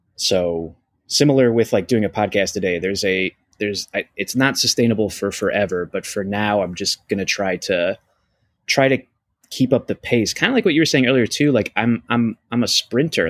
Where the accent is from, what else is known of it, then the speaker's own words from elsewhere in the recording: Ohio, United States; moved away; growing up in Ohio, you don't realize what's possible